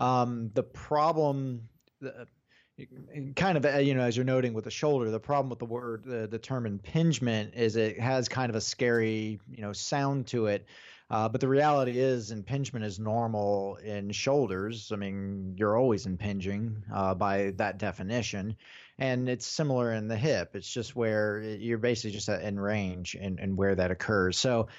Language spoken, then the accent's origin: English; United States; yes, I'm from the United States.